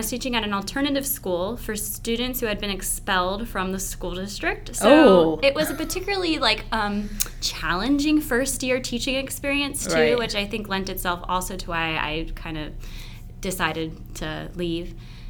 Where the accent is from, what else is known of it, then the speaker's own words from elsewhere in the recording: Cincinnati, Ohio, United States; moved away as an adult; also born or lived in Chicago; now in Kentucky, United States; my mom moved to Cincinnati when my parents got a divorce. And so I grew up with a single mom and lived there until I went to undergrad there at the University of Cincinnati.